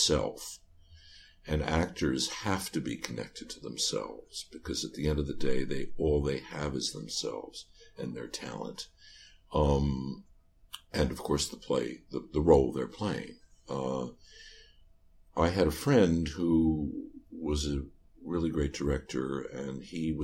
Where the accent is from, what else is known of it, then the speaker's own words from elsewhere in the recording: New York City, New York, United States; I'm from New York City